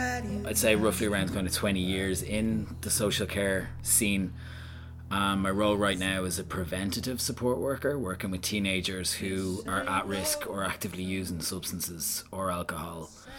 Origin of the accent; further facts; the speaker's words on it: Belgium; Well, I grew up in Belgium, I spent sort of 10 years in Belgium. My mother and father were over there kind of working, and they took myself and my younger sister, luckily, with them.